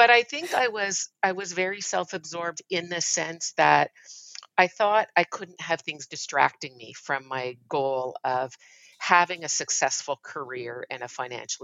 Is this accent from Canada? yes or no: yes; Montreal, Quebec, Canada; I grew up in Montreal, Canada. Raised there most of my life by my mother.